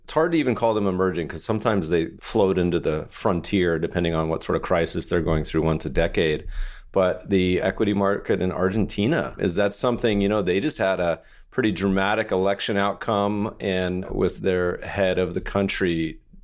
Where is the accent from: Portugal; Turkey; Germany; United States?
United States; Colorado; now in California, United States; I grew up in Colorado